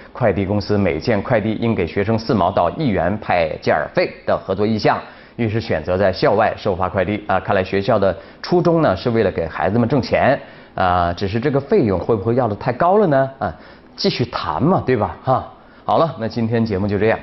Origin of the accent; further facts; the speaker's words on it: China; 我们中国人